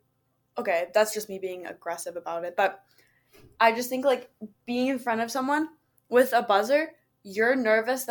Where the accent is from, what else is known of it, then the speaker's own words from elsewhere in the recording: Waterloo, Ontario, Canada; also born or lived in Toronto; I do live in Waterloo permanently. I've lived here my whole life